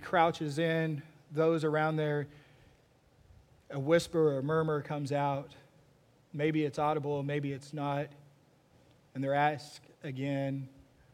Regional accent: Texas, United States; me growing up in Texas watching a bunch of Westerns

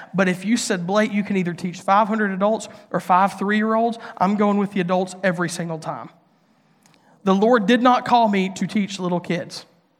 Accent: Mississippi, United States; now in Nashville, United States; I grew up in Northeast Mississippi in a public school. I went to a community college, got to stay at my home church because

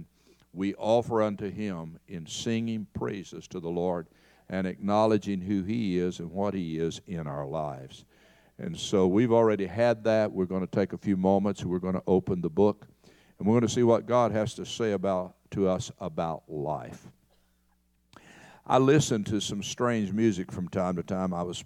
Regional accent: Knoxville, Tennessee, United States; moved away as an adult; also born or lived in Kentucky; now in Texas, United States; my hometown of Knoxville

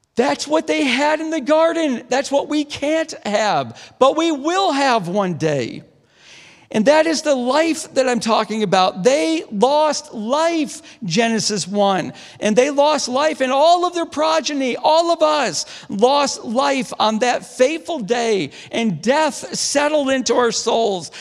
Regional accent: DeRuyter, New York, United States; moved away; I grew up outside of Syracuse, about twenty-five minutes, in a little town called DeRider

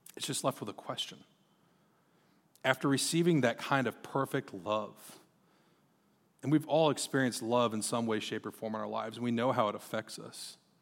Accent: Marshalltown, Iowa, United States; also born or lived in Texas; I grew up in Marshtown, Iowa

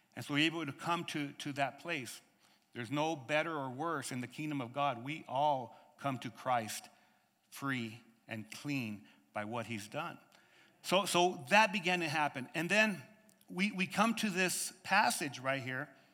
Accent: United States; I'm from America

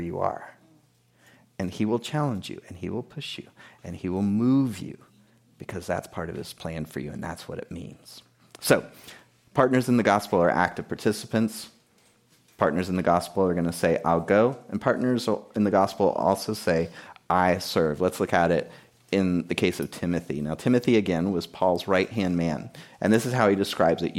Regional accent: South Florida, United States; moved away as an adult; also born or lived in Key West, Florida; I grew up in South Florida. I was born in Key West, Florida

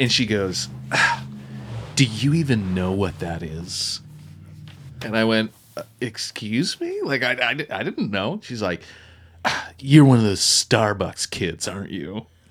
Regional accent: Wolfville, Nova Scotia, Canada; moved away; I'm from Woofville, Nova Scotia, which is the home of, uh, Just Us Coffee

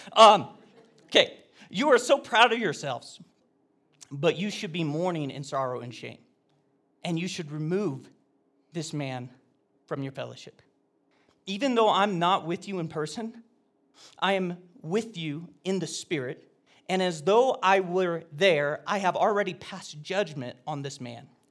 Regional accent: Oregon, United States; I was a homeschooler from Oregon.

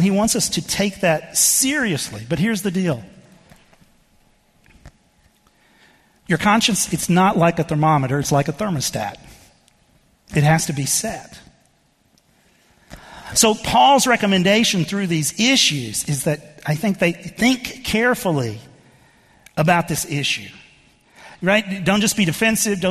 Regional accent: Texas, United States; moved away; I grew up in the Southern Baptist Church in Texas, and much of my experience growing up was in that denomination

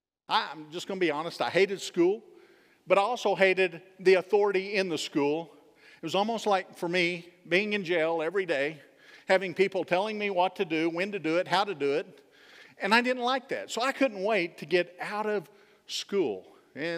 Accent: Texas, United States; I am a Texan

